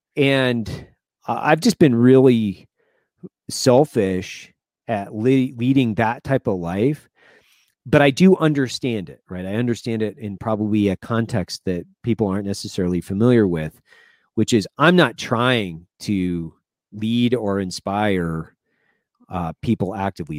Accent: Lewiston, Idaho, United States; moved away; I grew up in Lewiston, Idaho

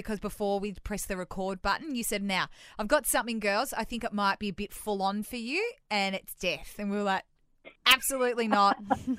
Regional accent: Melbourne, Victoria, Australia; now in Sydney, Australia; we're originally both from Melbourne.

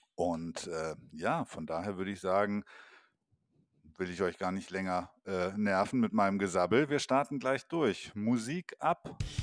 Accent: Allgäu, Bavaria, Germany; am Riedberger Horn im schönen Allgäu, meine Heimat

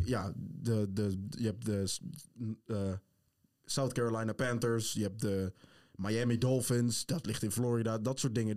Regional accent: Netherlands; wij zeggen allemaal Nederland

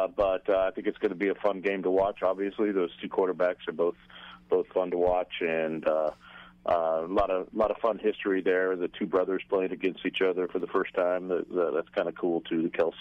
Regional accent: Kansas City, Missouri, United States; born or raised there; now in Florida, United States

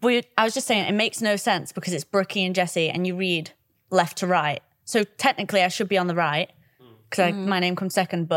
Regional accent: Blackpool, North West England, United Kingdom; I'm from Blackpool though

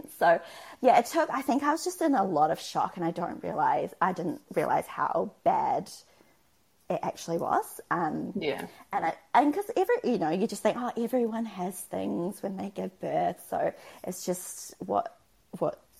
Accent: Auckland, New Zealand; now in Christchurch, New Zealand; we live in Christchurch, we're from Auckland, we don't have any family here.

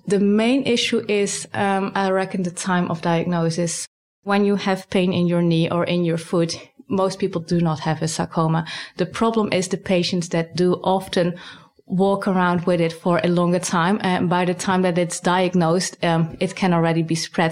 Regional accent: Netherlands; moved away as an adult; now in Sydney, Australia; I'm originally from the Netherlands, but I was really recruited here

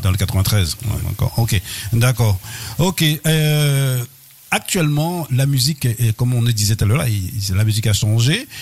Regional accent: Guadeloupe; en tant que Guadeloupéen

